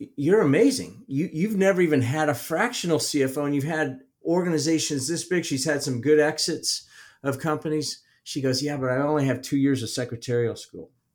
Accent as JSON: {"language": "English", "region": "Midwest", "country": "United States", "said": "I'm from the Midwest"}